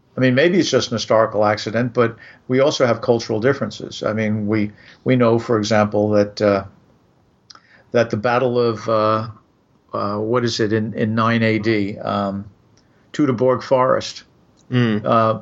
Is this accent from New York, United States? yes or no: yes; New York, United States; moved away as an adult; also born or lived in Midwest; growing up in New York